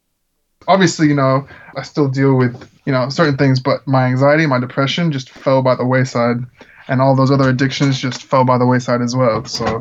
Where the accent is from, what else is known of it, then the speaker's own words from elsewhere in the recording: Czechia; You know, I grew up in the Czech Republic where there's a lot of like American missionaries, and my family and I weren't missionaries